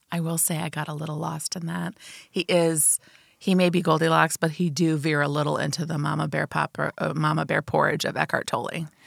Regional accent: Champaign, Illinois, United States; I grew up on the mean streets of Champaign, Urbana, Illinois

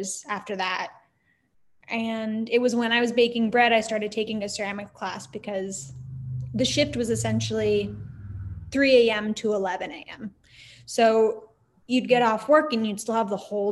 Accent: Los Angeles, California, United States; I'm based in Los Angeles, actually. Okay. We moved here when I was 8, so I just say I grew up here

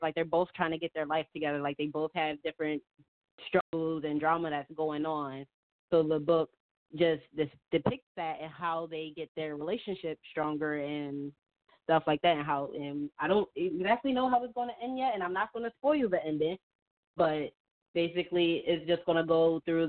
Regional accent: Philadelphia, Pennsylvania, United States; I was born in Philly, all I know is, like, hood

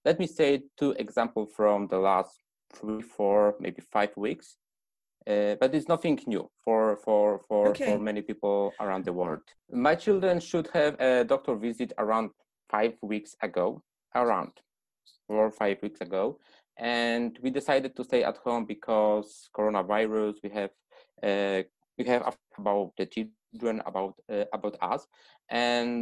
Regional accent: Poland; also born or lived in Poznań; I come from Poland and I'm staying at Poznań right now.

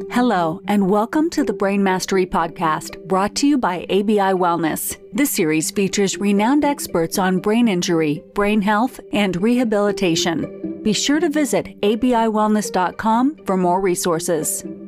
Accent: Christchurch, Canterbury, New Zealand; moved away as an adult; also born or lived in United Kingdom; now in Sydney, Australia; I grew up in Christchurch in New Zealand

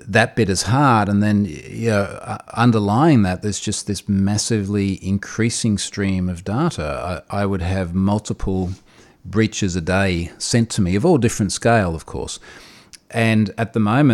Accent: Australia; I'm an Australian security researcher

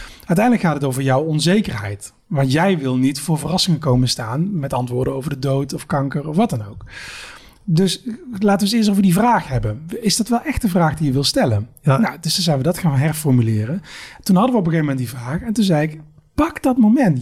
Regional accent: Eindhoven, North Brabant, Netherlands; Ik kom uit Eindhoven

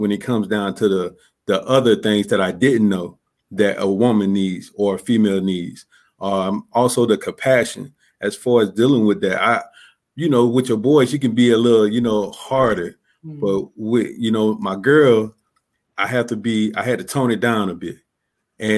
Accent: Columbus, Georgia, United States; now in Clarksville, United States; I'm originally from Columbus, Georgia. I grew up in a low income, single parent home, gang and drug infested neighborhood

